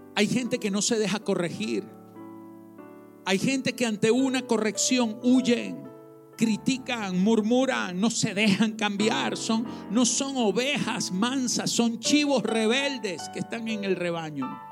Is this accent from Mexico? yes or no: no; Venezuela; Los que nacimos en Venezuela